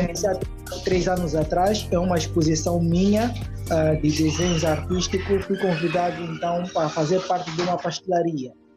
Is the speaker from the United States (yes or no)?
no; Luanda, Luanda Province, Angola; no Valódia, onde, onde, onde eu cresci